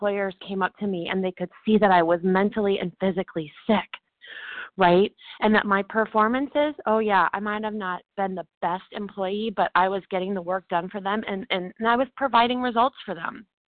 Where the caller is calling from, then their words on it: Dallas, Texas, United States; I'm calling from Dallas, Texas today.